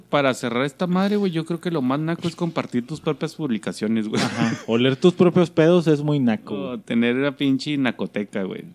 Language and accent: Spanish; northern Mexico, Mexico; accent: northern; Somos del norte, no tenemos amigos y somos tenemos acento marcado